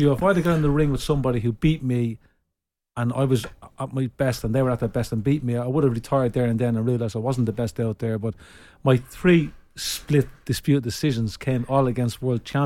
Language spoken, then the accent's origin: English; Ireland; I am an Irish gentleman